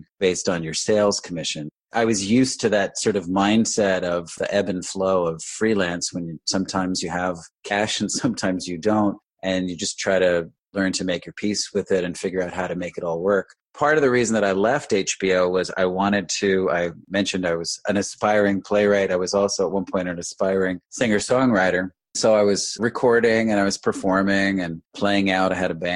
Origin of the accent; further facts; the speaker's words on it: Westchester County, New York, United States; I came back home, which I grew up in Westchester County in New York